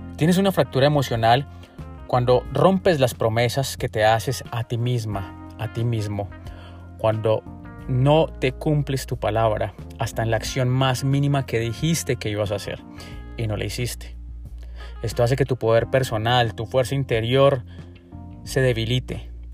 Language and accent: Spanish; Colombia; en mi país, en Colombia